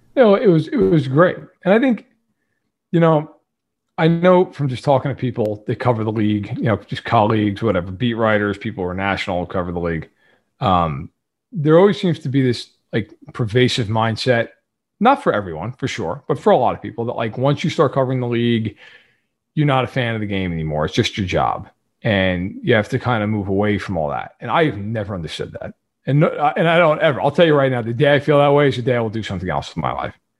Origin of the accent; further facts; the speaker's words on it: New York, United States; I am not from Kansas City. I am, I'm from New York